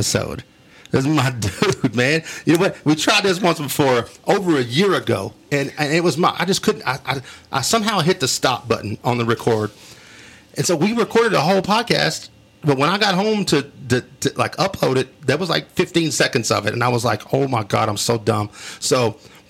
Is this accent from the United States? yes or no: yes; Wolfforth, Texas, United States; this is my hometown